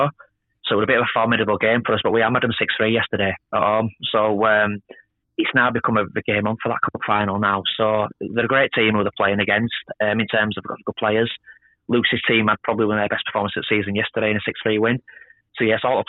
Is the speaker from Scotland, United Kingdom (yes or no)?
no; Yorkshire and the Humber, United Kingdom; I'm an Englishman. I'm a Yorkshireman